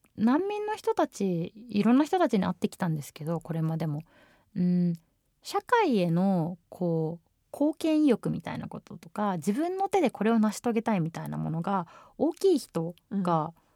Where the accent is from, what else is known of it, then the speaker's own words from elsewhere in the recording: Japan; 日本で生まれ育って日本のパスポートが強いと思ってる自分